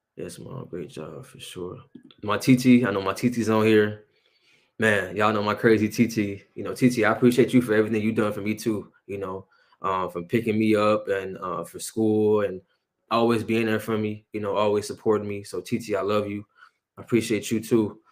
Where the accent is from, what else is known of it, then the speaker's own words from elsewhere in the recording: Aurora, Illinois, United States; also born or lived in Oak Park; I'm born and raised, you know, in Aurora